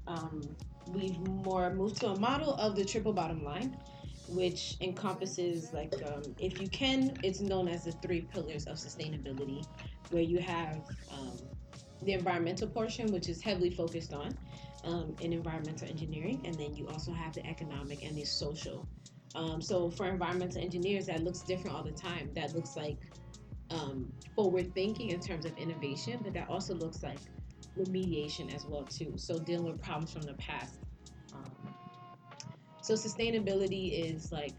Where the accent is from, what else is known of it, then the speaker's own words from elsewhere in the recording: New York City, New York, United States; I hail from New York City